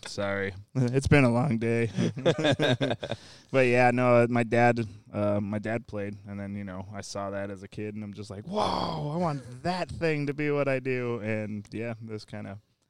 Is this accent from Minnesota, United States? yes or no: yes; Minnesota, United States; moved away; Yeah, I grew up in Minnesota.